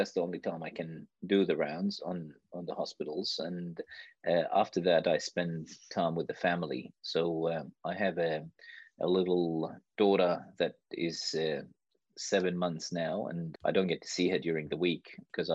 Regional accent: Iraq; born or raised there; moved away as an adult; now in Australia

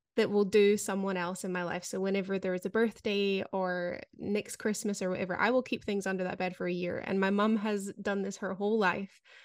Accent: United Kingdom; moved away; as a Brit

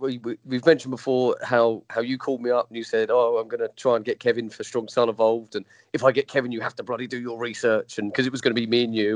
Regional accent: England, United Kingdom; I'm English.

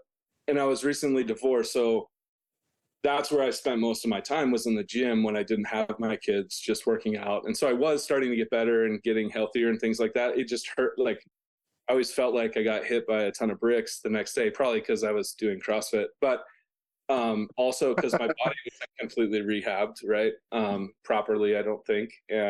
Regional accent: Provo, Utah, United States; So I'm from Provo. I have 5 kids.

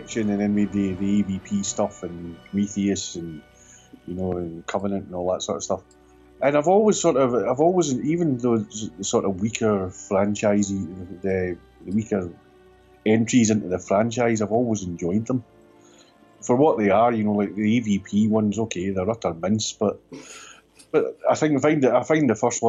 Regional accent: Northern Ireland, United Kingdom; I was brought up in Northern Ireland

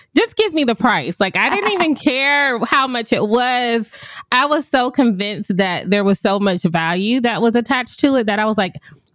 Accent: Ohio, United States; moved away as an adult; also born or lived in Puerto Rico; I'm from Ohio.

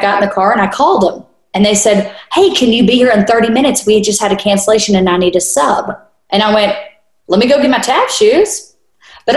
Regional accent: North Little Rock, Arkansas, United States; moved away as an adult; now in California, United States; I was born and raised in North Little Rock

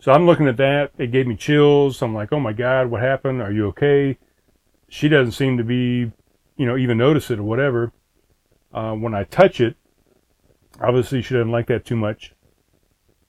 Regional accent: East Coast, United States; moved away as an adult; also born or lived in South Carolina; I grew up on the East Coast.

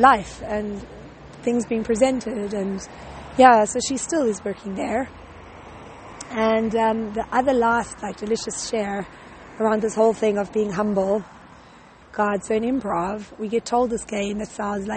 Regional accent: South Africa; moved away; we're both from South Africa

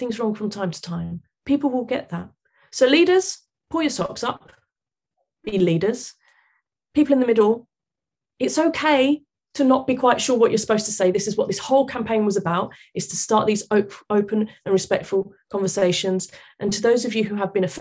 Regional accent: London, United Kingdom; I'm British. I was born here, grew up here, educated here. I'm British. I happen to have Portuguese parents, right, who emigrated here. But the amount of times of where are you from, I go, London. Where? South London. Where? Vauxhall.

